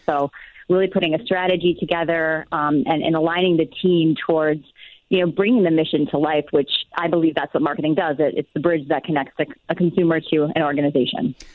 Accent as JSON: {"language": "English", "region": "Wisconsin", "country": "United States", "moved": "yes", "lives_now": "Eagan, United States", "said": "I am originally from Wisconsin"}